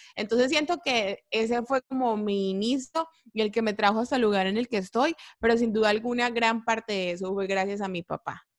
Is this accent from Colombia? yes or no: yes; Colombia; moved away; yo soy la única colombiana